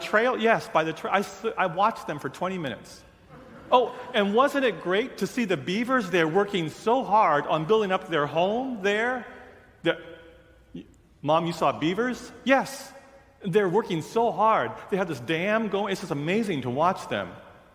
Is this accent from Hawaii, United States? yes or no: yes; Honolulu, Hawaii, United States; moved away; also born or lived in Seattle; I was born and raised in Honolulu and then moved